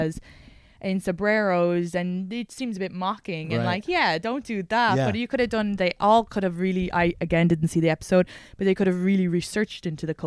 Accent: Ireland; moved away as an adult; now in United States; it was pretty multicultural where I grew up, because I grew up where Intel and Hewlett Packard, okay, had set roots. So a lot of families would have moved there from outside of Ireland

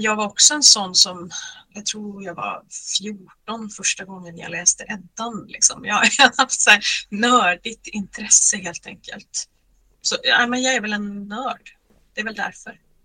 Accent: Lysekil, Västra Götaland, Sweden; moved away as an adult; also born or lived in Uddevalla / Gothenburg; now in Norway; mitt Bohuslän eftersom jag uppvuxen i Lysekil

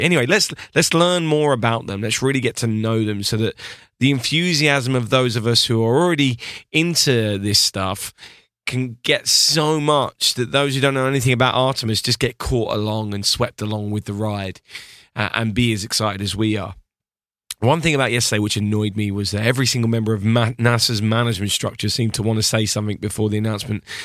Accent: United Kingdom; I'm British

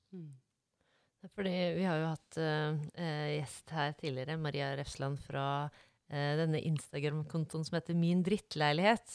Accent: Norway; Jeg er fra Lysaker

